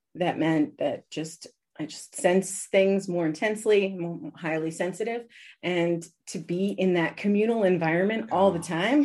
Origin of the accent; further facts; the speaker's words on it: Washington, District of Columbia, United States; now in Austria; I was born in Washington, D.C., but I was almost, I was almost born in Brazil two weeks earlier